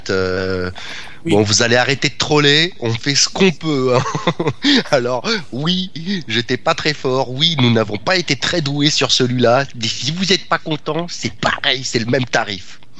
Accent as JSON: {"language": "French", "country": "Portugal", "said": "je suis portugais"}